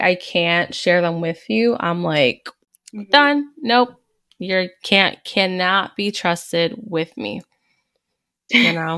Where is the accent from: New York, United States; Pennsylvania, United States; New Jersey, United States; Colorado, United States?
New Jersey, United States; Hudson County; I'm actually from North, you know, North Jersey, Hudson County